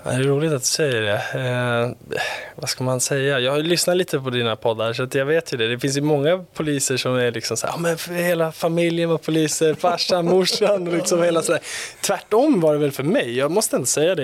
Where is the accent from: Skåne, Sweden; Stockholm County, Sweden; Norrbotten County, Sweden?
Stockholm County, Sweden; Stockholm; vi bodde i Gröndal